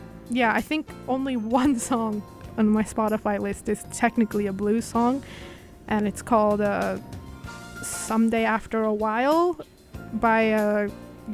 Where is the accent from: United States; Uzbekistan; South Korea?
Uzbekistan; I am from Uzbekistan